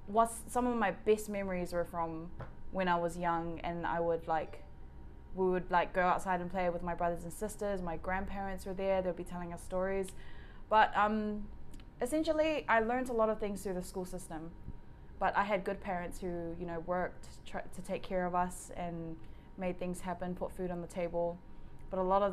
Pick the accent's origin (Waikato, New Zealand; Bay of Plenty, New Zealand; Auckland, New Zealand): Auckland, New Zealand; I grew up in Mangere.